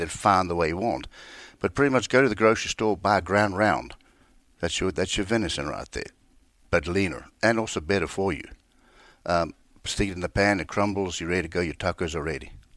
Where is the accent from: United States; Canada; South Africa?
South Africa; moved away as an adult; born and raised in South Africa. I lived there